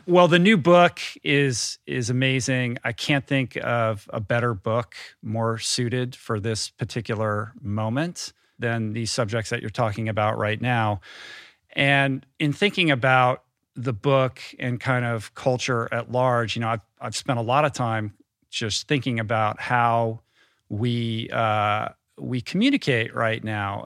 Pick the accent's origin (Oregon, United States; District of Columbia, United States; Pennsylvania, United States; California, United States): District of Columbia, United States; Washington; also born or lived in Grosse Pointe, Michigan; We moved to Washington, D C when I was like seven or eight